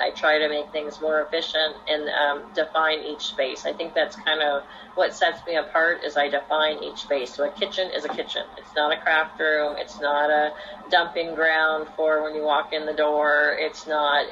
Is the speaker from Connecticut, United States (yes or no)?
no; Orange County, California, United States; I grew up here in Orange County. I've lived here my whole life